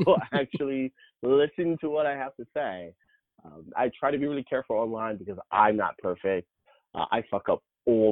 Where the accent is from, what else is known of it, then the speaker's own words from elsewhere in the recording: the South, United States; I'm from the South, and my family's very religious. I came out when I was 14, so 20 years ago now, in the South